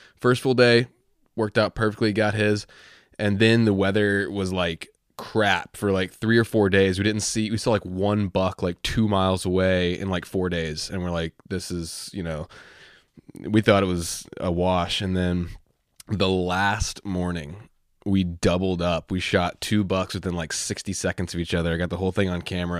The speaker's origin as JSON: {"language": "English", "region": "Virginia", "country": "United States", "said": "I'm from Virginia"}